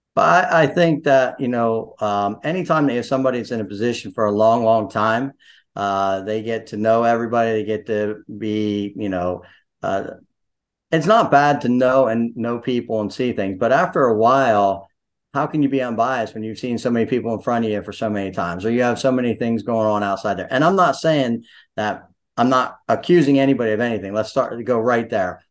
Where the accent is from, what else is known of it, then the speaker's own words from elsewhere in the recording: Sunbury, Pennsylvania, United States; now in Snydertown, United States; although I grew up in Sunbury, went to Shikalimi, you know, hung out there, I am in Snyder Town